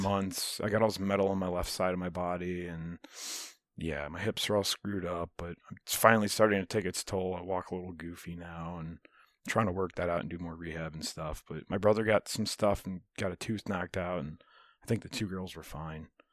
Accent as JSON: {"language": "English", "country": "United States", "said": "I love being American."}